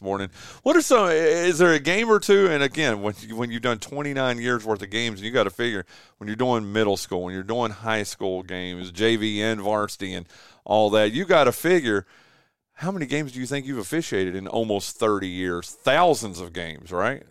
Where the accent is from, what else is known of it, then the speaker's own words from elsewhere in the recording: Wilkes County, North Carolina, United States; now in Kinston, United States; I'm from Wilkes County